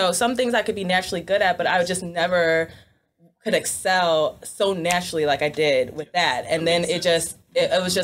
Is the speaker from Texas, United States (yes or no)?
no; Schaumburg, Illinois, United States; also born or lived in Chicago; I am from a suburb of Chicago named Schaumburg